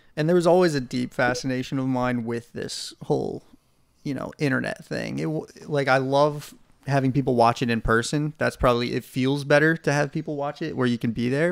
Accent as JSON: {"language": "English", "town": "Nashville", "region": "Tennessee", "country": "United States", "tie": "born or raised there", "said": "we're from Nashville"}